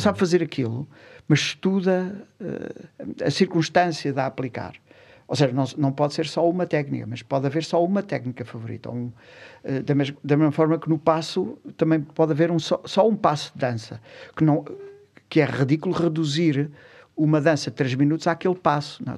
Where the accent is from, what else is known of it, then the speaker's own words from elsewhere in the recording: Lisbon, Portugal; nasci numa, numa rua, numa, eh, na fre, numa freguesia de Alcântara, próximo ali da Junqueira